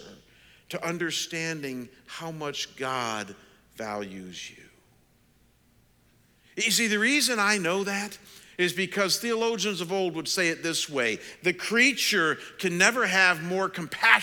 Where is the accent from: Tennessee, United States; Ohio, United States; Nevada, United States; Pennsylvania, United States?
Ohio, United States; Cleveland; moved away as an adult; also born or lived in Detroit / London, Ontario; my hometown in Cleveland